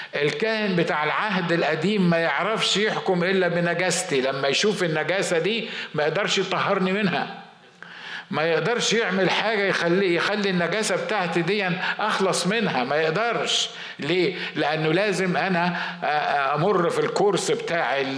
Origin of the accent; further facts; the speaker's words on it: Egypt; احنا بنقول بالمصري